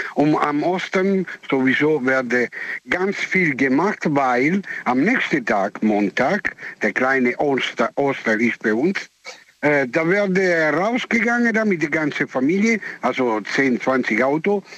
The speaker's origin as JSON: {"language": "German", "country": "Italy", "second_language": "German", "moved": "yes", "said": "ich bin Italiener"}